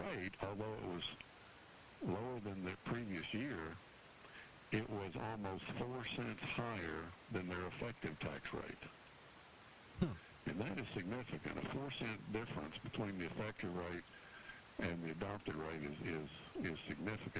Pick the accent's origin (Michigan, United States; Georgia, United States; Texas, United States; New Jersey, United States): Texas, United States; Arlington; my hometown of Arlington, Texas